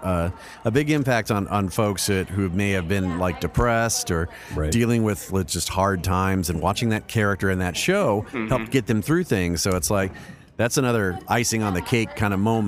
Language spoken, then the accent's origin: English; Louisiana, United States; I'm from Louisiana